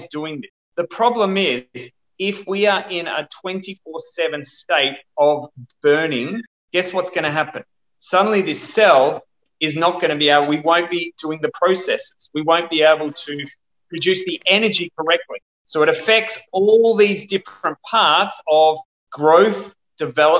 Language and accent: English; Perth, Western Australia, Australia; Where I'm from Perth, Western Australia, and we are one of the bushfire capitals of the world.